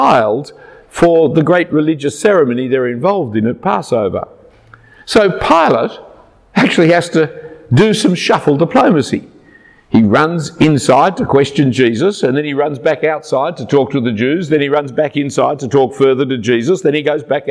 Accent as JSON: {"language": "English", "country": "Australia", "said": "I'm an Australian. And you know that we celebrate Christmas in midsummer."}